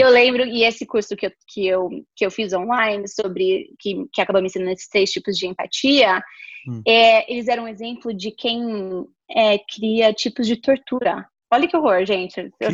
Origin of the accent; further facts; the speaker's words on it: interior of São Paulo, Brazil; a gente é do interior de São Paulo